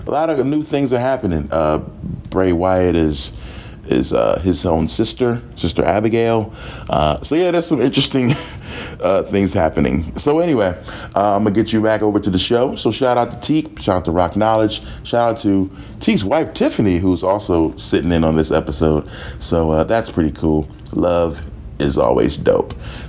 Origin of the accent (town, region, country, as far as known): Philadelphia, Pennsylvania, United States